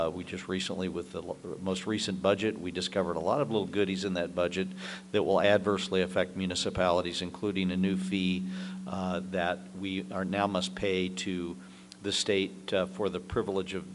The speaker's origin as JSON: {"language": "English", "region": "Illinois", "country": "United States", "said": "I'm from Illinois"}